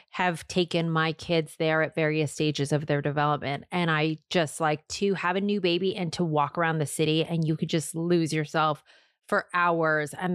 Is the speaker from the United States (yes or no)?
yes; Seattle, Washington, United States; moved away; No, I'm from Seattle.